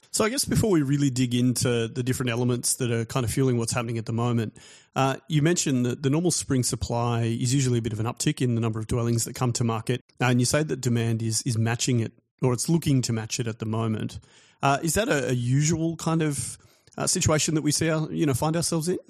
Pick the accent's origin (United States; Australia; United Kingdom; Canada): Australia; as an Australian guy with an Australian family born here